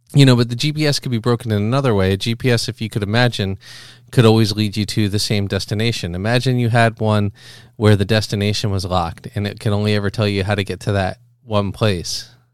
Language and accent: English; Philadelphia, Pennsylvania, United States; moved away as an adult; also born or lived in Boston; I was raised in the Philadelphia area